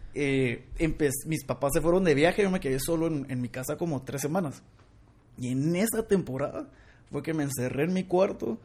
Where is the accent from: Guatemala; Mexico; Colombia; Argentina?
Guatemala; como buen chapín